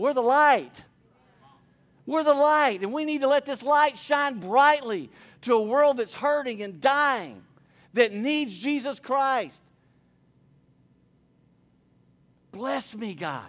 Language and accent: English; Port Neches, Texas, United States; I grew up here in Port Neches.